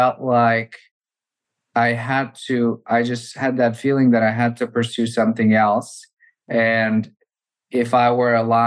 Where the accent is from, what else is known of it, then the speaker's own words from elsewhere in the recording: Bulgaria; moved away as an adult; also born or lived in Massachusetts, United States / New York, United States; Originally, I'm from Bulgaria. I grew up there and came to the US for university